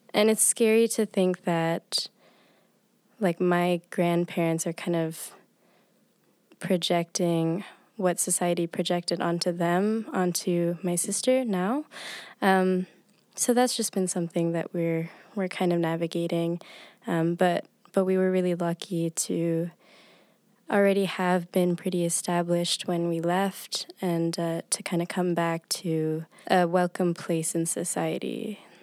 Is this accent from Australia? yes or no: no; United Arab Emirates; moved away; I grew up in the United Arab Emirates